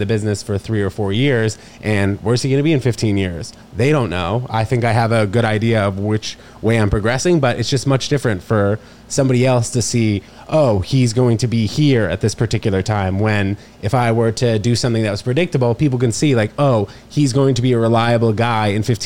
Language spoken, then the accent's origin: English; New York City, New York, United States; also born or lived in Princeton, New Jersey; we moved to 18th between 2nd and 3rd, and that's where I spent all my time until I was 18 years old